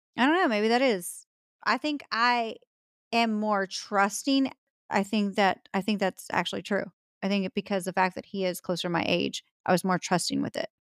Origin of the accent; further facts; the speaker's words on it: Texas, United States; I am a Texan